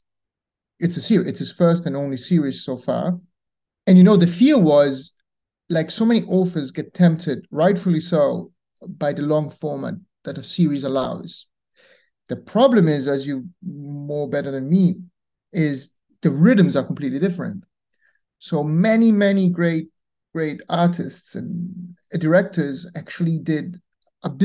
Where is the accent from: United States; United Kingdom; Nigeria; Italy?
Italy; Rome, Lazio; moved away; I'm from Rome originally